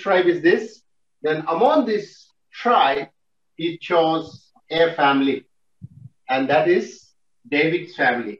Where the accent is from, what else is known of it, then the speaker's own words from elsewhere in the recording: Nagaland, India; also born or lived in Tamil Nadu; I'm actually from Tamil, but born and brought up from Nagaland